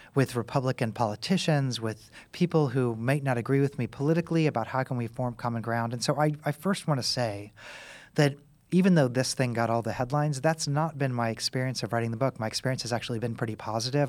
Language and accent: English; Kansas City, United States; now in Tennessee, United States; I'm from Kansas City. I live in Tennessee